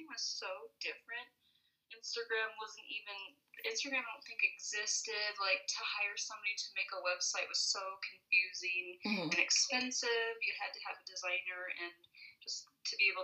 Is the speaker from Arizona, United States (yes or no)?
yes; Phoenix, Arizona, United States; moved away as an adult; now in Flagstaff, United States; I grew up in Ahwatukee